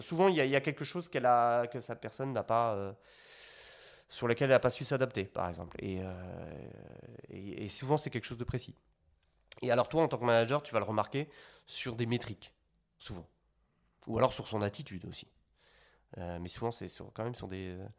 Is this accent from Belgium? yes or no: yes; Belgium; moved away as an adult; now in Paris, France; je viens de Belgique à la base. J'avais fait mes études là-bas